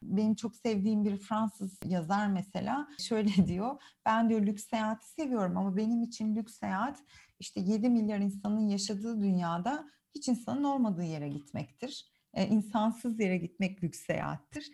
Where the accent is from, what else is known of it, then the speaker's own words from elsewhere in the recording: Istanbul, Turkey; first language Turkish; also born or lived in Guatemala; o üs İstanbul benim için. Doğduğum, büyüdüğüm e, yer.